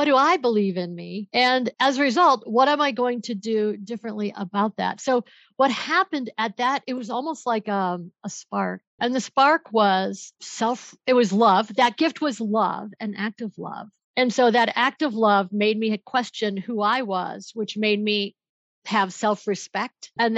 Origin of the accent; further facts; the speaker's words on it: Buffalo, New York, United States; now in Denver, United States; So my background is I moved out here from Buffalo, New York. I'm in Denver, Colorado, and I moved out here to go to law school